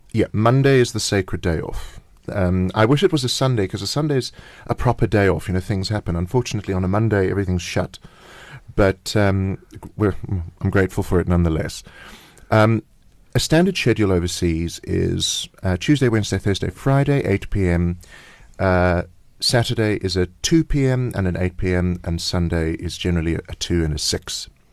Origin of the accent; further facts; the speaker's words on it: South Africa; we're South African